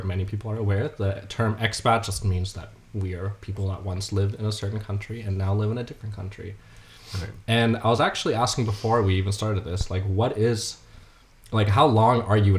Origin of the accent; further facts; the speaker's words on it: United States; moved away as an adult; also born or lived in Denmark; now in Copenhagen, Denmark; I was born here so I technically am sort of a national citizen but it's a bit unique in my experience in the sense that I grew up in the U.S. like since I was 2 years old so I moved here when I was 19